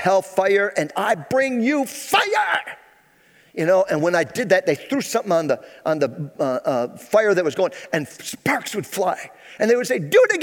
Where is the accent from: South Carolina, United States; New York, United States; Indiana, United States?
New York, United States; Phoenix; I was born and raised here in Central New York. I graduated high school here in Phoenix, New York.